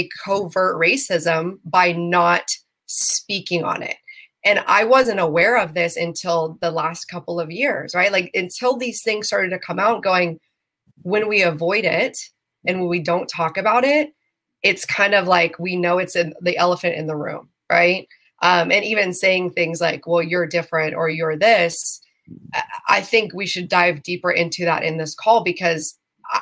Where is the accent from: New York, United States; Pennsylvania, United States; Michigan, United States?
Pennsylvania, United States; Western; I grew up in Western Pennsylvania